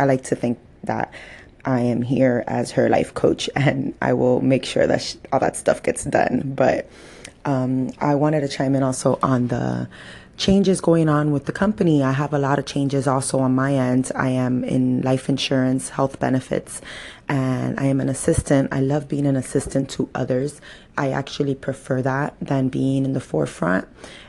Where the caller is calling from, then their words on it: Miami, Florida, United States; I'm calling from Miami, Florida.